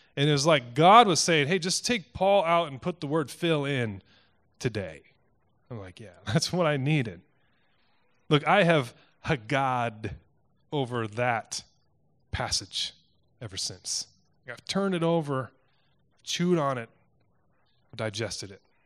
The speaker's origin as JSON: {"language": "English", "town": "Cedar Rapids", "region": "Iowa", "country": "United States", "tie": "born or raised there", "moved": "as an adult", "said": "I grew up in Cedar Rapids. It's where my family's from."}